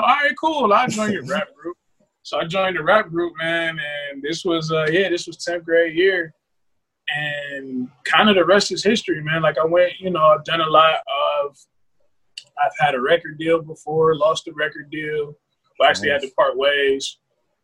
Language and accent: English; Cleveland, Ohio, United States; I'm from Cleveland, Ohio